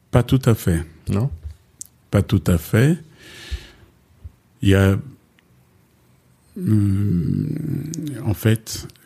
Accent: Dangbe, DR Congo; Moi-même, je suis né au Congo.

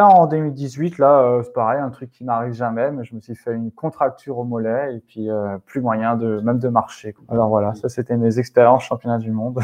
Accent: Alsace, Grand Est, France; chez moi en Alsace

